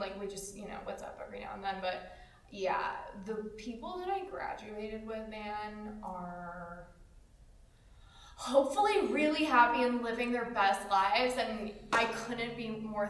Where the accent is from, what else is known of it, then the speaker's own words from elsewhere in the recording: Russia; moved away; I'm just like this little Russian girl speaking English